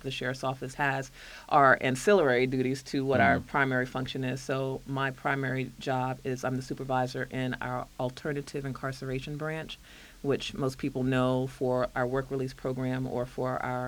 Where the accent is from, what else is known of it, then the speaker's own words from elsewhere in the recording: Alexandria, Virginia, United States; I grew up in Alexandria